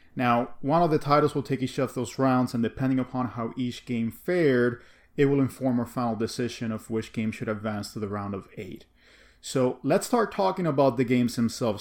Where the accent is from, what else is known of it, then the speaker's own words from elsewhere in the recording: Cuba; growing up in Cuba